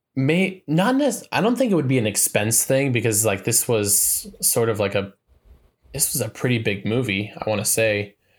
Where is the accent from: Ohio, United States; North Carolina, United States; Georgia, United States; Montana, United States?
Montana, United States; my home state